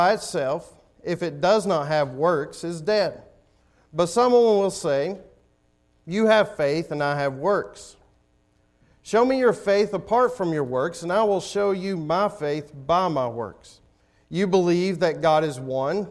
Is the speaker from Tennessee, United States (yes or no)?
yes; Tennessee, United States; moved away; I'm from Tennessee.